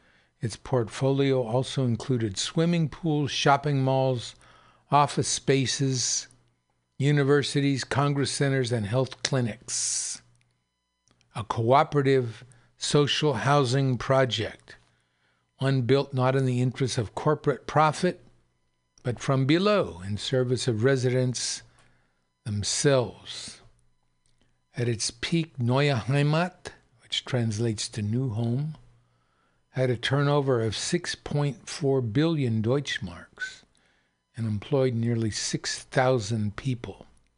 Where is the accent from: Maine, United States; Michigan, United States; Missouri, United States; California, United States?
California, United States; Oakland; which is understandable, but also not understandable because I'm from Oakland.